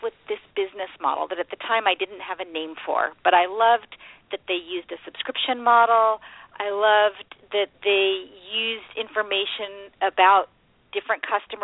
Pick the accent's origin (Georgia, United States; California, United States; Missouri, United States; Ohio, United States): California, United States; Silicon Valley; I grew up in Silicon Valley, so I've always been in this world of technology and entrepreneurs